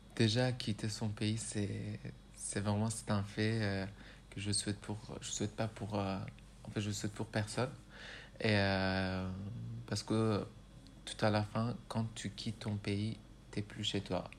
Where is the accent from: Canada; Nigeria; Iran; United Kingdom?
Iran; first language Persian; French is a second language; moved away as an adult; also born or lived in Rouen, France; now in France; ma langue natale, c'est le persan